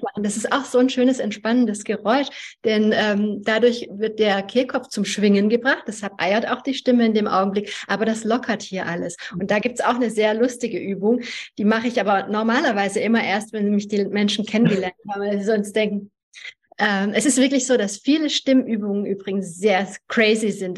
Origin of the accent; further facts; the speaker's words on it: Germany; German is a second language; also born or lived in Hungary; ich bin in Ungarn geboren. Ich war sieben Jahre alt, als ich nach Deutschland gekommen bin, wurde in die zweite Klasse eingeschult und konnte kein Wort Deutsch.